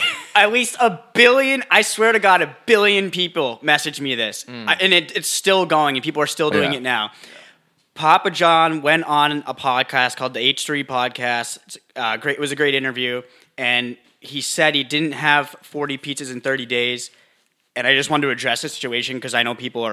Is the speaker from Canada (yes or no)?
yes; Canada; British Columbia, isn't it? I'm from Canada.